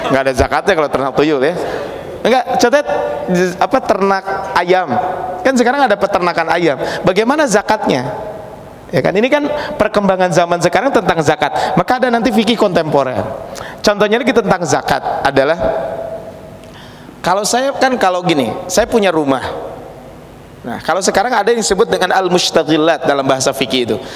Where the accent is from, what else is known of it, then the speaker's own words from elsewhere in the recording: Pacet, West Java, Indonesia; kalau saya berasal dari Kabupaten Bandung, Ciparai ke atas, tepatnya di daerah Desa Maruyung, Kecamatan Pacet, sekitar 15 kilo ke atas itu ada namanya di Ciberem